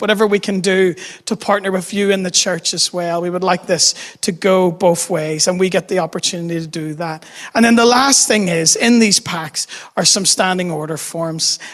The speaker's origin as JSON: {"language": "English", "town": "Dundonald", "region": "Northern Ireland", "country": "United Kingdom", "tie": "born or raised there", "also_born_or_lived": "New York City", "said": "I grew up in Dundonald"}